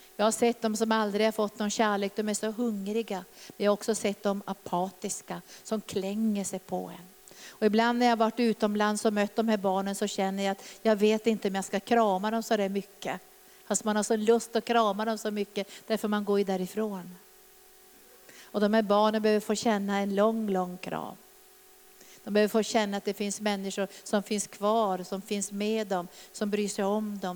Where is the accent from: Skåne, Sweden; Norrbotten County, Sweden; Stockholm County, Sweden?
Norrbotten County, Sweden; när jag växte upp där i Norrbotten